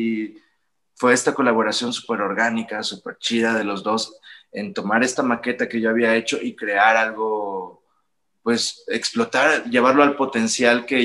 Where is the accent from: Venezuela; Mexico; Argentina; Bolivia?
Mexico; northern Mexico; yo soy del norte de México. Y en el norte de México, pues tenemos fama de ser aferrados hasta la muerte